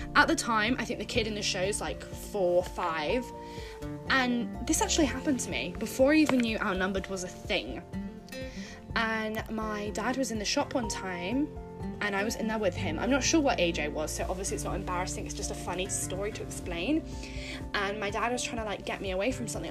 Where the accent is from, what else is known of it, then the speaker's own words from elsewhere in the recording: United Kingdom; I'm from Britain. I don't know if you can tell from my voice